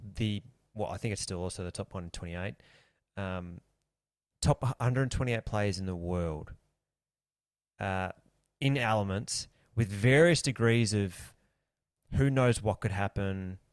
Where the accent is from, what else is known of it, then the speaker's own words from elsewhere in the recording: Australia; we're Australian